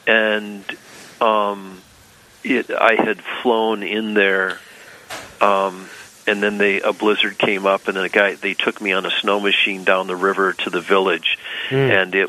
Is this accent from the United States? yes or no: yes; northern lower Michigan, United States; moved away as an adult; also born or lived in Fairbanks, Alaska; I grew up in northern lower Michigan